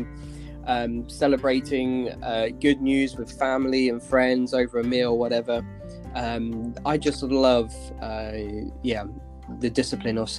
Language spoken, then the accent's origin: English; Basingstoke, South East England, United Kingdom; moved away as an adult; also born or lived in Russia; I grew up in Basingstoke in Hampshire. I lived there for the first 18 years of my life